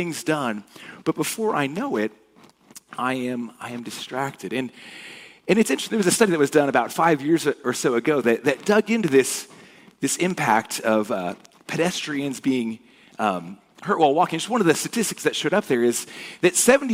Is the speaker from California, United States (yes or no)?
yes; Cypress, California, United States; moved away; I grew up in Orange County, so in Cypress.